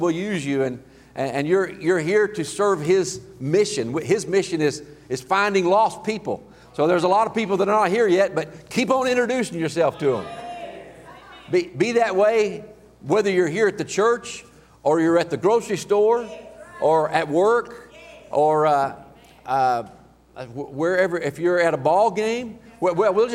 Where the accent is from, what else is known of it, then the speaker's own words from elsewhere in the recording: Healdton, Oklahoma, United States; also born or lived in Enid; I grew up in Healton